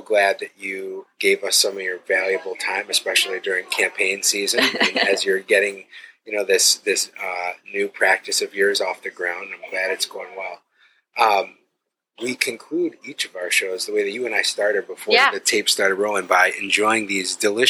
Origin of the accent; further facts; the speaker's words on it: Detroit, Michigan, United States; now in Solon, United States; I'm from Detroit